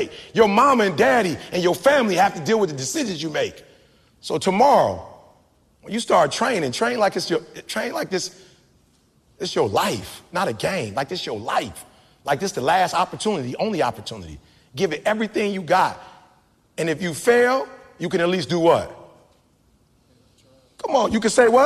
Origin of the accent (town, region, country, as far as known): Detroit, Michigan, United States